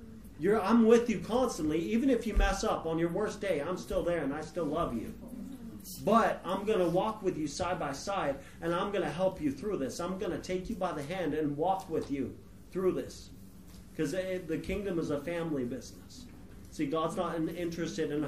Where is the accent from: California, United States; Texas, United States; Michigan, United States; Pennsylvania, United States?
California, United States; moved away as an adult; also born or lived in West Virginia; I grew up in California.